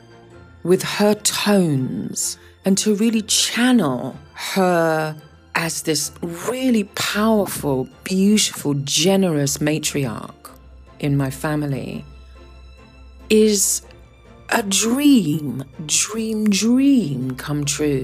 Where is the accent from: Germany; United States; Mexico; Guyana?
Guyana; I was born in South America, in Guyana